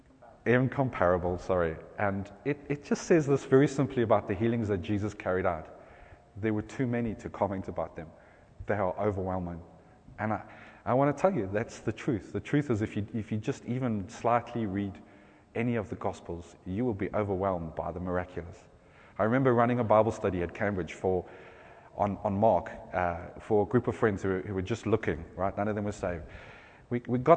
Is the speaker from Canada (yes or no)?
no; South Africa; accent: South African; now in England; my accent's South African